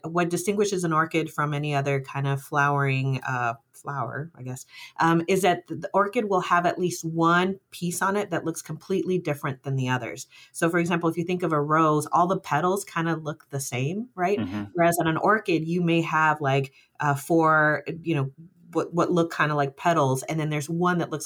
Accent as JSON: {"language": "English", "town": "Tucson", "region": "Arizona", "country": "United States", "tie": "born or raised there", "also_born_or_lived": "Mexico / Tallahassee, Florida", "said": "I was born in Mexico, but we immigrated to the United States, and I grew up in Tucson, Arizona"}